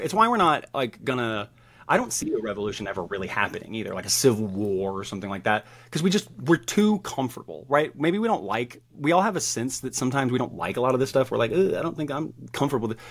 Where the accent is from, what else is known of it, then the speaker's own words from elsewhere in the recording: the South, United States; I grew up in the South.